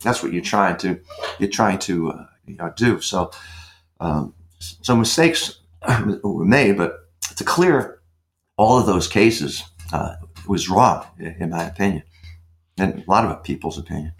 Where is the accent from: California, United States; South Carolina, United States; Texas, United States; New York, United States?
New York, United States; moved away; I was raised in New York as a kid